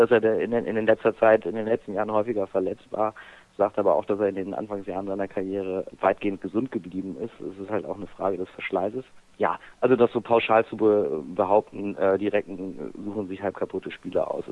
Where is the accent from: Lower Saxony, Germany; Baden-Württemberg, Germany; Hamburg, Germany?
Lower Saxony, Germany; Hanover; Ich komme aus Hannover und kann zwar Dialekte imitieren, aber äh, wir bleiben beim Hochdeutsch heute.